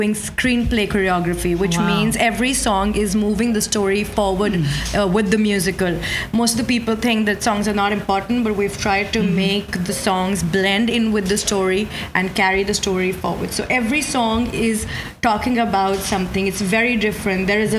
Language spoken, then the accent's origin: English; India; moved away as an adult; now in New York, United States; I'm from India